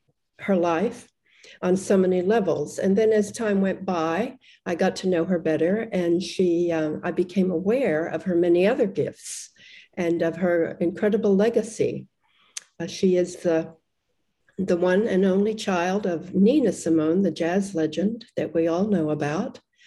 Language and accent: English; Australia